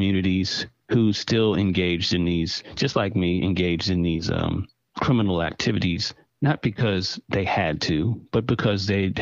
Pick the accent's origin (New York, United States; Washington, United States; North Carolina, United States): North Carolina, United States; Durham; I grew up in the most left-leaning city in North Carolina, which is Durham, North Carolina.